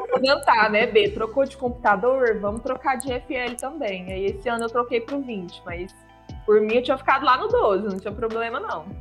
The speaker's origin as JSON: {"language": "Portuguese", "town": "Uberlândia", "region": "Minas Gerais", "country": "Brazil", "tie": "born or raised there", "said": "Uberlândia, que é a minha cidade natal"}